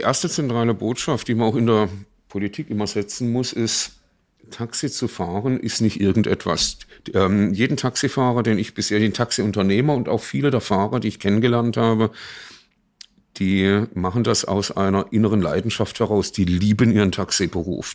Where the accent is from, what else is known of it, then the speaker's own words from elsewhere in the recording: Baden-Baden, Baden-Württemberg, Germany; in meiner Heimatstadt Baden-Baden Stadtrat geworden